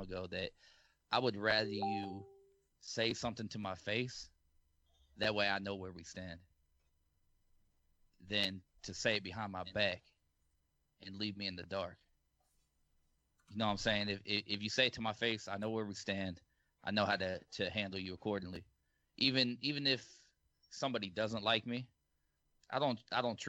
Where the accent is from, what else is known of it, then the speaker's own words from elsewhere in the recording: Knoxville, Illinois, United States; Knoxville, Illinois